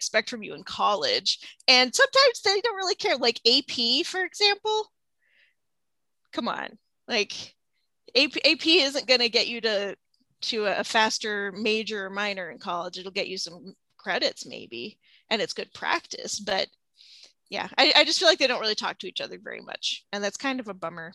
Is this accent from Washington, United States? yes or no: yes; a southern suburb of Seattle, Washington, United States; moved away as an adult; now in Central Illinois, United States; I'm from the Seattle area. I'm from a southern suburb of Seattle.